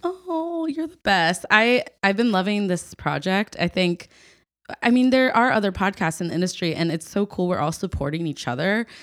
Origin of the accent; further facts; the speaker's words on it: Ohio, United States; coming from Ohio. It's been, I'm very proud of where I'm from